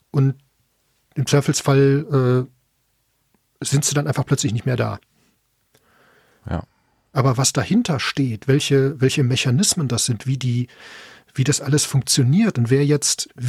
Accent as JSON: {"language": "German", "town": "Bochum", "region": "North Rhine-Westphalia", "country": "Germany", "said": "Ja gut, ich komme ursprünglich aus Bochum, deswegen man hört es vielleicht auch ein bisschen."}